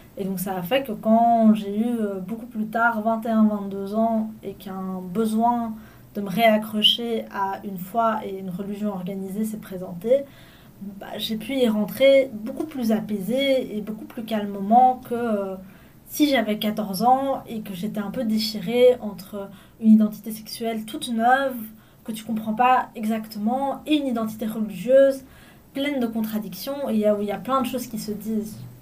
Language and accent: French; Belgium; c'est mes parents qui ont migré ici, et moi je suis née en Belgique